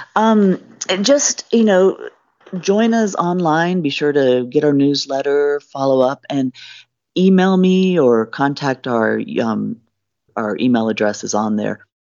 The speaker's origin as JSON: {"language": "English", "region": "Virginia", "country": "United States", "tie": "born or raised there", "also_born_or_lived": "Wyoming / Missoula, Montana", "moved": "as an adult", "lives_now": "Helena, United States", "said": "I grew up in Virginia, and then my husband and I, um, had moved out to Wyoming"}